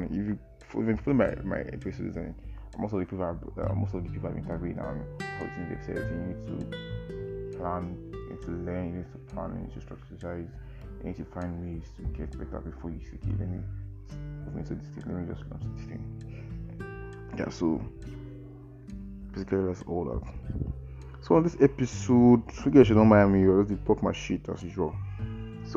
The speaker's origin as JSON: {"language": "English", "country": "Nigeria", "said": "to live in Nigeria is not easy actually. To be a Nigerian, even as a Nigerian, it's not easy as well too"}